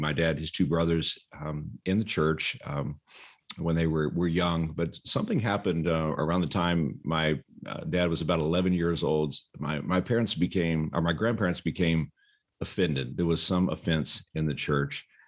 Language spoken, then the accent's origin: English; Texas, United States; moved away as an adult; also born or lived in Dallas Fort Worth area; now in California, United States; I grew up in Texas